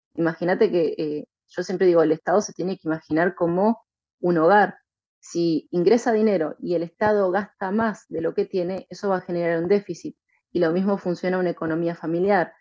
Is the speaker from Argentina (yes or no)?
yes; Argentina; soy la primera diputada libertaria de la historia en mi país, en Argentina